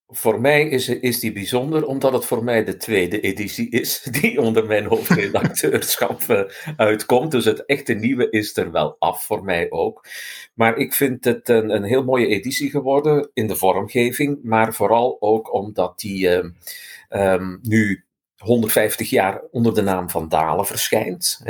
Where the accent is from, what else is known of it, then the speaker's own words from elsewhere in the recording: Flanders, Belgium; als Vlaming eh, had ik de eerste opdracht voor de vorige editie om het woordenboek minder Hollands te maken